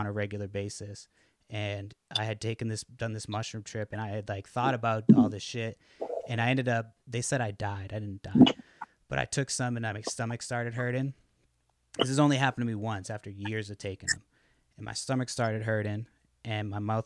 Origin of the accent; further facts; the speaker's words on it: Brockton, Massachusetts, United States; moved away as an adult; now in Olympic Peninsula, Washington, United States; I go to a Brockton public school